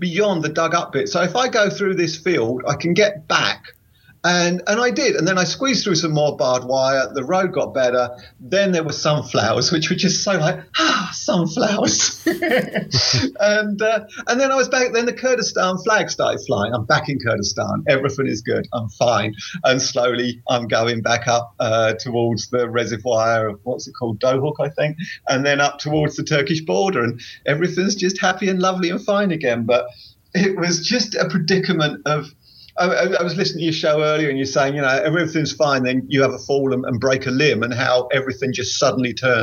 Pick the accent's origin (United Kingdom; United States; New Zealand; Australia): United Kingdom; England; England, from England